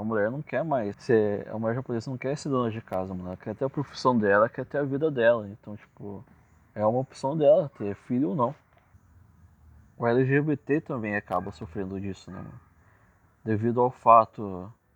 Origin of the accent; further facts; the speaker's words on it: Ourinhos, São Paulo, Brazil; Eu sou nascido e criado em Ourinhos